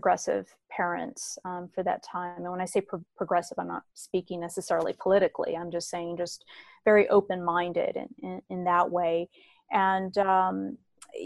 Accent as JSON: {"language": "English", "town": "San Diego", "region": "California", "country": "United States", "tie": "born or raised there", "said": "was born and raised in Southern California, and I'm from San Diego"}